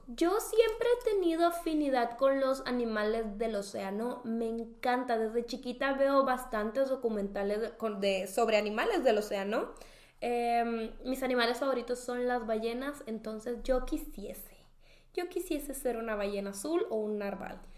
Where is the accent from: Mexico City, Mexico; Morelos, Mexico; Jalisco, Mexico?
Mexico City, Mexico; de la Ciudad de México